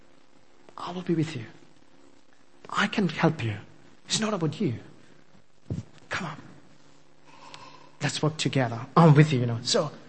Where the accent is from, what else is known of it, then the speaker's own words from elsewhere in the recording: India; English is a second language; I'm an Indian, still struggling with English